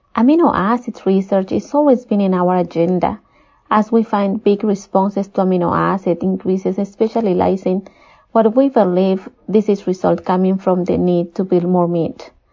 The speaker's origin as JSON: {"language": "English", "country": "Peru", "tie": "born or raised there", "said": "I was born and raised in Peru"}